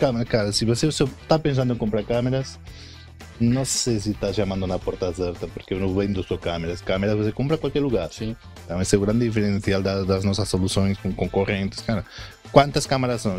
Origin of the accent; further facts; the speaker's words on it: Spain; Portuguese is a second language; moved away as an adult; now in Brazil; eu sou espanhol, acho que dá para ver nesse sotaque quase perfeito.